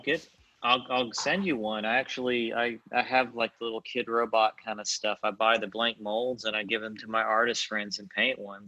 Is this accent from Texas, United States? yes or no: yes; Fort Worth, Texas, United States; I'm from Fort Worth